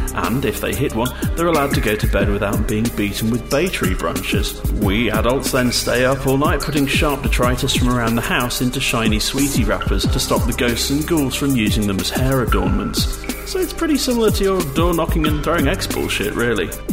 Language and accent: English; England, United Kingdom; I'm from England